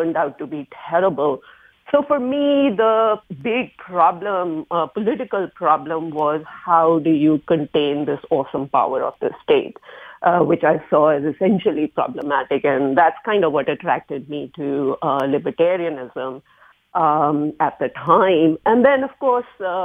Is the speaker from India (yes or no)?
yes; India; now in United States; I am originally from India, grew up in the heyday of Fabian socialism in India